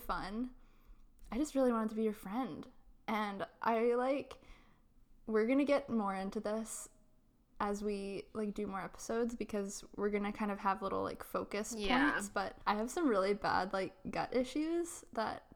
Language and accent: English; Chilliwack, British Columbia, Canada; now in Victoria, Canada; I live in Victoria, but I grew up in Chilliwack, which is where Mandy lives. In the Fraser Valley